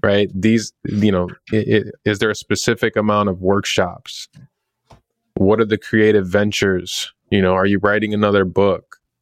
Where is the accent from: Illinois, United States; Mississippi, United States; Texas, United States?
Illinois, United States; Chicago; growing up in Chicago